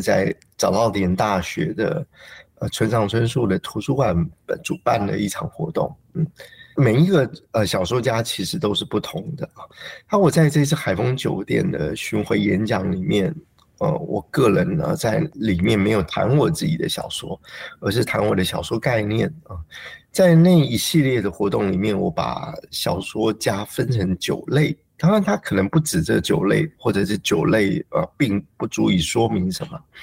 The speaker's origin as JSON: {"language": "Chinese", "country": "Taiwan", "tie": "born or raised there", "said": "我自己在成长的时候，也就是台湾的社会状况最稳定的一段期间"}